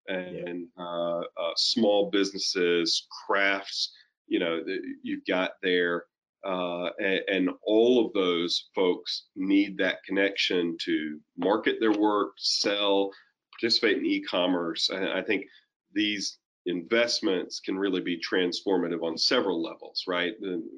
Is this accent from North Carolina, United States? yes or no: yes; Ocracoke, North Carolina, United States; I grew up in part on Ocracoke, and my dad's a Methodist minister, and so we kind of bounced around the state like being a military brat, but in half of North Carolina.